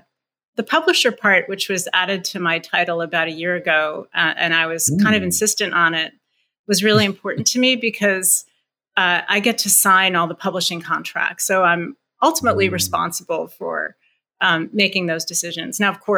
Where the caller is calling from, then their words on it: Newton, Massachusetts, United States; I am calling in from Newton, Massachusetts, not too far from Cambridge.